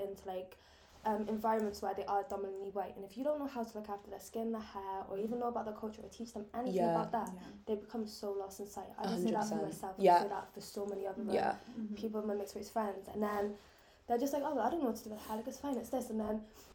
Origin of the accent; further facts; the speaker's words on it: Plymouth, South West England, United Kingdom; now in Wales; when I grew up in Plymouth